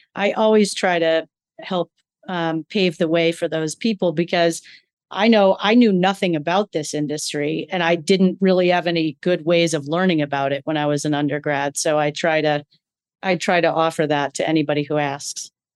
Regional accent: Ann Arbor, Michigan, United States; moved away as an adult; also born or lived in New Hampshire; in Ann Arbor, Michigan, where I was born long ago uh, as the youngest of a large Irish Catholic family.

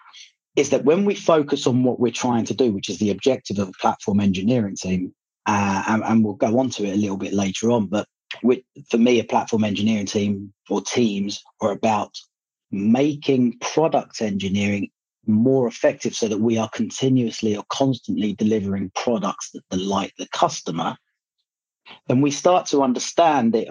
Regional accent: Libya; now in United Kingdom; I was born in Libya and my parents are Libyan, so I go visit Libya quite often

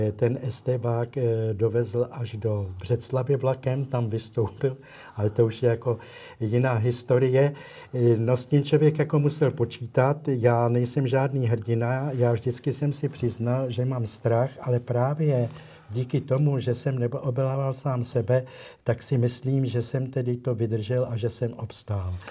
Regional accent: Prague, Czechia; protože pocházím z Prahy

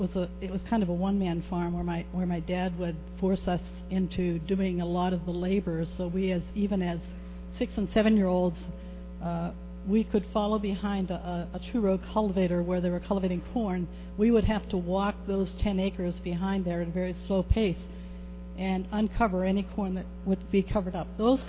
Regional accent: Ohio, United States; I grew up in Ohio at in a little town that was barely a crossroads.

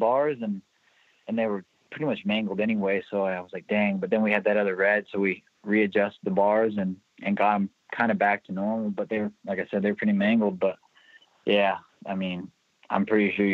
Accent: California, United States; now in Pennsylvania, United States; I'm from California originally

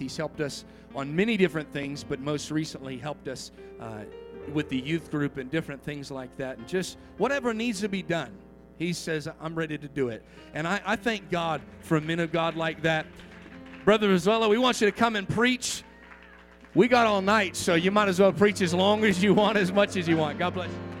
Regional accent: Washington, United States; now in Nevada, United States; my home state of Washington

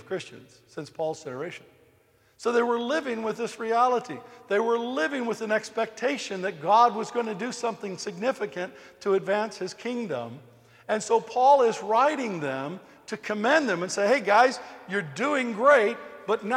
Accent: United States; I'm American

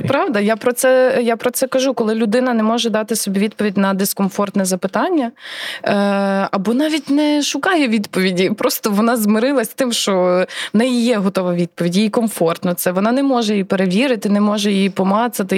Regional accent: Rivne Oblast, Ukraine; moved away as an adult; also born or lived in Lviv; вродженка Рівненщини, е, це ж моя мала батьківщина

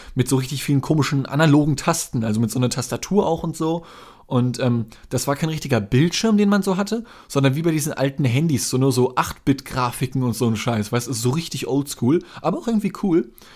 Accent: Germany; mein Vater ist Brite, aber ich bin in Deutschland geboren, also ich bin Deutscher

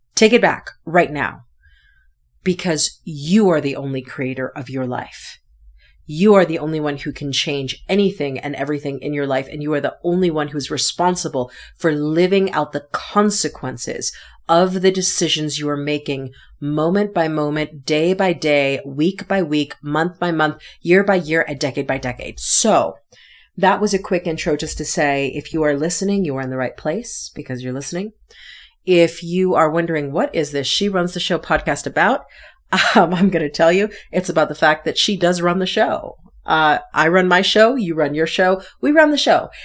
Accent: Connecticut, United States; moved away; also born or lived in New York City; I am from the East Coast. I'm originally from Connecticut

